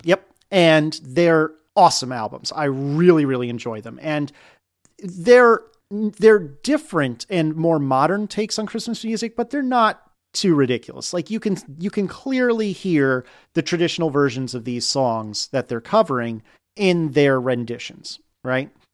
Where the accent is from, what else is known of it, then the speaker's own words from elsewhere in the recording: United States; now in Richmond, United States; as an American